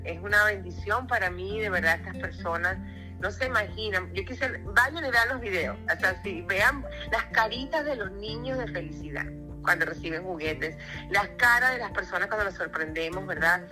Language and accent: Spanish; Venezuela; now in Orlando, United States; Yo soy venezolana de nacimiento